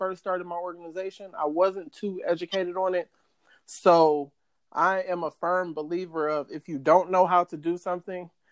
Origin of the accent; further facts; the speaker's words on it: Copley, Ohio, United States; also born or lived in Akron, Ohio; I was born in Akron, Ohio, home of LeBron James. I was raised by my mom and my dad in the same household. I had an older brother. When I was in first grade, my parents moved to Copley. I went to Copley schools all the way through.